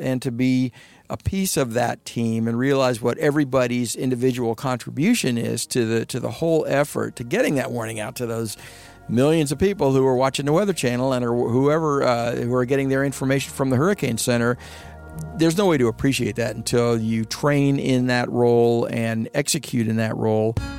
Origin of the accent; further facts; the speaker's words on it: Florida, United States; Growing up in Florida, be, being educated in Florida